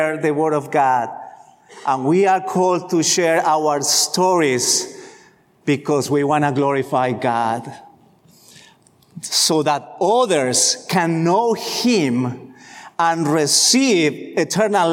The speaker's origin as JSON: {"language": "English", "country": "Colombia", "tie": "born or raised there", "moved": "yes", "said": "I grew up in Colombia, in Latin America"}